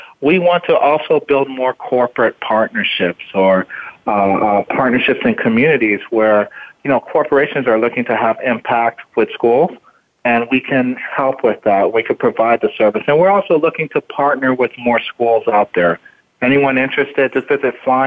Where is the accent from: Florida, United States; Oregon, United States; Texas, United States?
Florida, United States; Miami; born or raised there; also born or lived in Jamaica